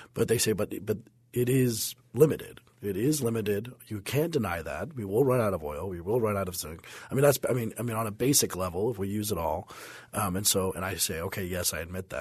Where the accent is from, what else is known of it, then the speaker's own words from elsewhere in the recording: Denver, Colorado, United States; I remember growing up in Denver that the, the smog cloud was pretty big in the eighties